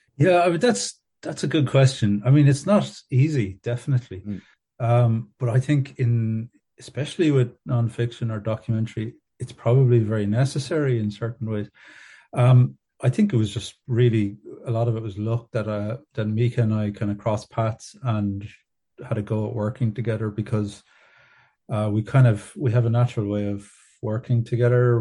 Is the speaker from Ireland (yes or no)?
yes; Ballyduff, Munster, Ireland; moved away as an adult; also born or lived in Canada / Dublin; I grew up in North Kerry in a, a small kind of farming community uh, near Ballybunion, a town called Ballyduff or a village called Ballyduff.